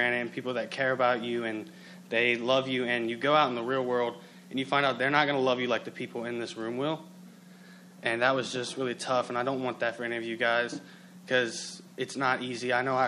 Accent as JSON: {"language": "English", "region": "Kentucky", "country": "United States", "moved": "yes", "said": "I come from a lot of brokenness, and I'm from Kentucky."}